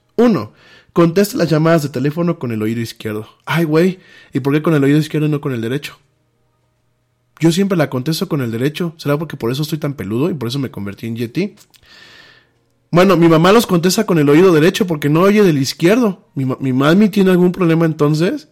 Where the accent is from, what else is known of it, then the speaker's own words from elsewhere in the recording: Mexico; somos los mexicanos